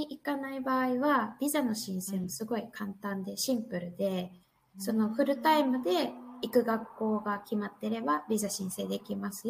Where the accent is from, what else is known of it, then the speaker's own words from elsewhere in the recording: Northern Ireland, United Kingdom; 生まれも育ちもやっぱこっちなんで考え方もどっちかっていうと、アイリッシュ系の考え方